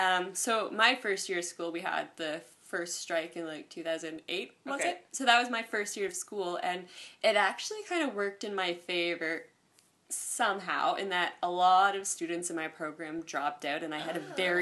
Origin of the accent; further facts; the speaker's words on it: Kawartha Lakes, Ontario, Canada; now in Toronto, Canada; I grew up in Cawthorne Lakes.